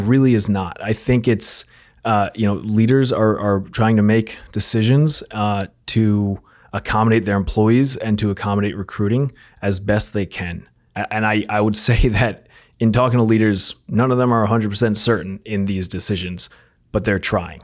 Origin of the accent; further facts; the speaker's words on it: outside New York City, United States; I grew up outside New York City